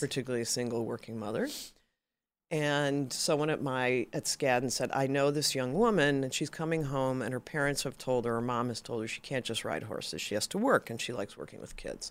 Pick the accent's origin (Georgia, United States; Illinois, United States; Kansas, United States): Illinois, United States; Chicago; moved away as an adult; also born or lived in Massachusetts; now in California, United States; I grew up in Chicago